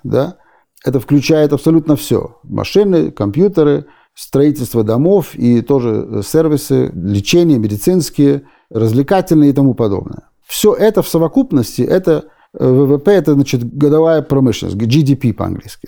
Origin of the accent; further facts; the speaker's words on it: Berlin, Germany; moved away as an adult; also born or lived in Odesa, Ukraine / Israel; now in United States; И мы попали в Германию, в Берлине, где я прожил почти 30 лет. И там я вырос